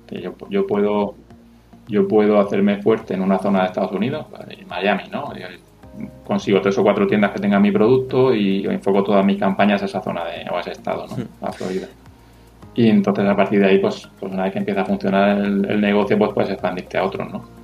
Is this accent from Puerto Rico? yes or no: no; Region of Murcia, Spain; accent: Murcian; Disculpa mi acento murciano.